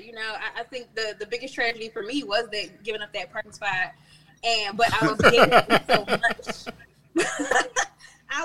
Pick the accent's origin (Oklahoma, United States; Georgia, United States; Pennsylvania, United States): Pennsylvania, United States; Philadelphia; accent: Philly; I'm born and raised in Germantown. I still live in Germantown